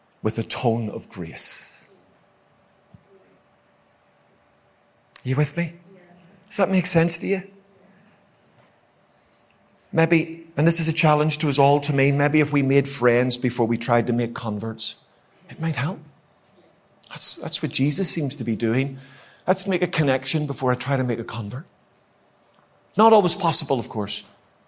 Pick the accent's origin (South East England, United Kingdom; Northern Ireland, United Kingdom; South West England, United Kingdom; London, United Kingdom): Northern Ireland, United Kingdom; Ulster; I like an argument, as you might know, being an Ulsterman